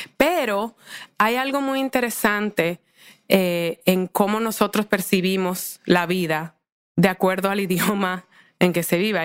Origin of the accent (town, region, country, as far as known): Santo Domingo, Dominican Republic; born or raised there; moved away as an adult; also born or lived in United States